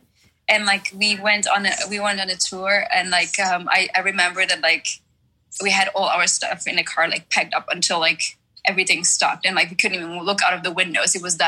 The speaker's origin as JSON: {"language": "English", "country": "Czechia", "tie": "born there", "second_language": "English", "said": "I was born in the Czech Republic, so yeah. I still speak somewhat of Czech as well, but like it's not as good as my German."}